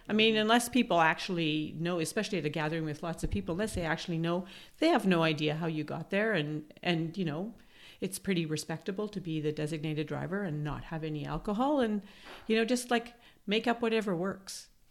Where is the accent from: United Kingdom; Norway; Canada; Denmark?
Canada; Manitoba; now in Toronto, Canada; I'm from Manitoba